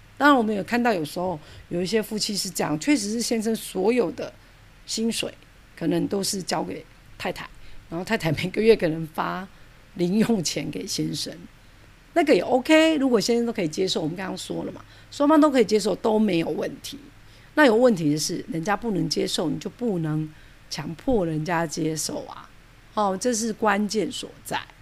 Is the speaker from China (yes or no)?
no; Taiwan; 因为我们台湾人